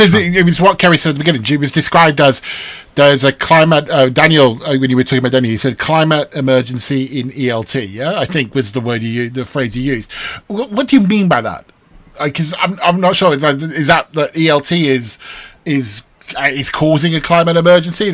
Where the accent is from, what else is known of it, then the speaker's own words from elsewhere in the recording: United Kingdom; as a Brit